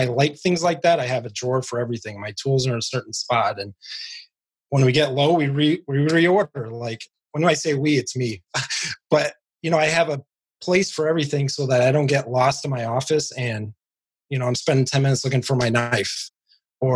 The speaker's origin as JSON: {"language": "English", "region": "Northwest Indiana", "country": "United States", "said": "I am from Northwest Indiana"}